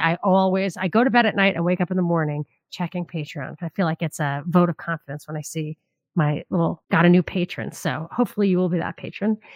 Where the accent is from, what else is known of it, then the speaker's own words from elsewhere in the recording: New York, United States; where I grew up in New York